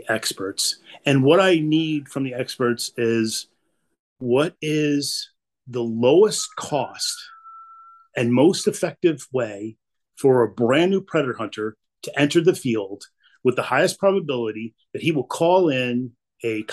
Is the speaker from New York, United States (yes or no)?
yes; Albany, New York, United States; also born or lived in Africa / Ireland / Somalia; I was born and raised in Albany, New York